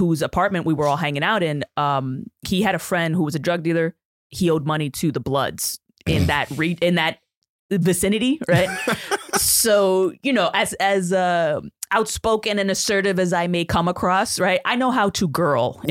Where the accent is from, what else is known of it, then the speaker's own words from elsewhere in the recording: New York City, New York, United States; also born or lived in Puerto Rico or Dominican Republic; I grew up in the Bronx